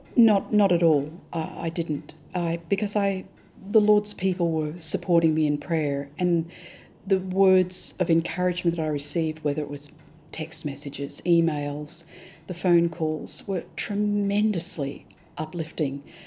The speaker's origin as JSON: {"language": "English", "country": "Australia", "moved": "as an adult", "lives_now": "Hong Kong", "said": "We're Australian, we're privileged. I thank God for our Australian privileges."}